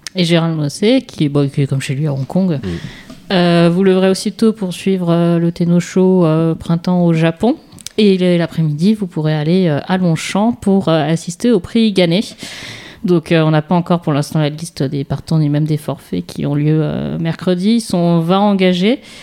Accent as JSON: {"language": "French", "town": "Paris", "region": "Île-de-France", "country": "France", "said": "en tant que parisienne, ce que je suis plutôt"}